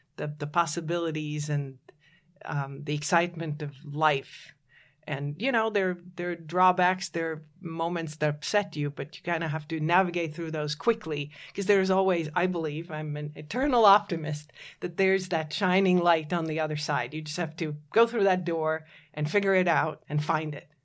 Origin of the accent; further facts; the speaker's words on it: Latvia; moved away; I was born in Latvia